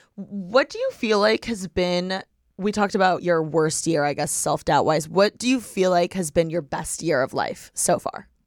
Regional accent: Bloomington, Indiana, United States; moved away; I was born and raised in Bloomington, Indiana

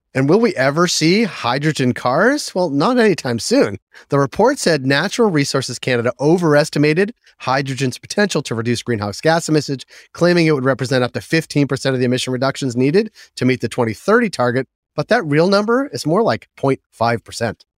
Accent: Boston, Massachusetts, United States; Fidelity is based in my hometown of Boston

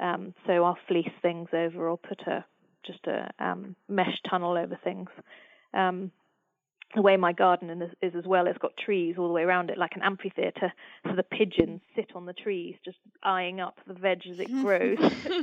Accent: England, United Kingdom; also born or lived in United States; under 12, came back to the UK and went to school. So a lot of my families all live in the States, so I'm very English, but I do feel, you know, that I've got a part of me is very very close to America.

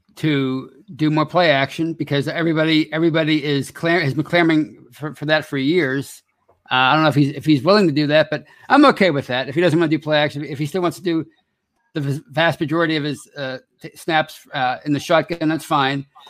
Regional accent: Pittsburgh, Pennsylvania, United States; I actually grew up on the, uh, east end of town, uh, Lawrenceville, Polish Hill

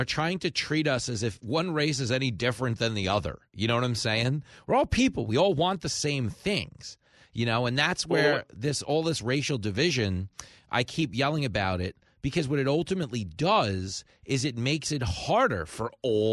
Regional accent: New York, United States; I grew up in New York.

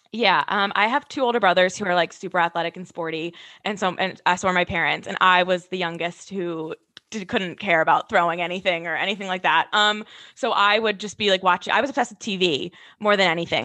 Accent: Westville, New Jersey, United States; also born or lived in Ohio; now in Hoboken, United States; I'm from Westville, New Jersey. I live in Hoboken, New Jersey

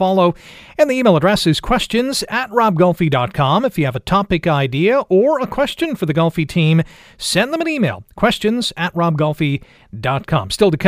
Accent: Toronto, Ontario, Canada; I wasn't in Hamilton in the 80s. I was growing up in Toronto, but I had visited Hamilton

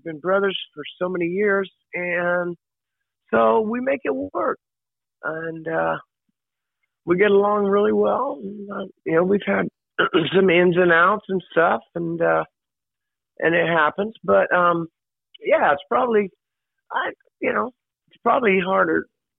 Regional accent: Oklahoma, United States; growing up in Oklahoma

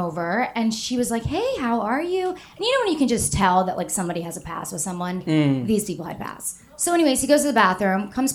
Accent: Atlanta, Georgia, United States; moved away as an adult; now in New York City, United States; I'm from Atlanta.

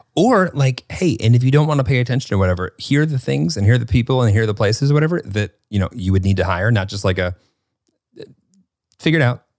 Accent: Northern Illinois, United States; growing up in Northern Illinois

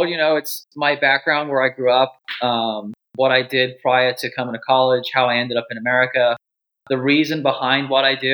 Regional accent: Wales, United Kingdom; now in United States; Originally from Wales.

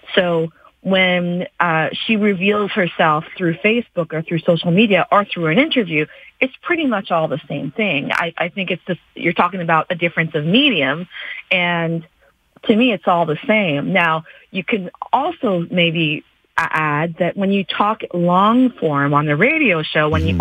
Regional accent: Canada; a Canadian born and raised in this country

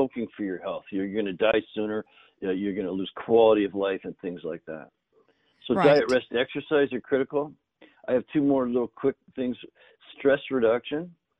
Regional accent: Northern Canada, Canada; grew up in Canada in the north, and both my grandfathers grew their own food

